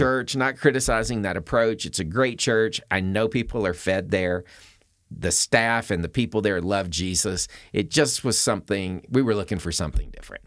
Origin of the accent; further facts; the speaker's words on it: the South, United States; now in Colorado, United States; I was born in the South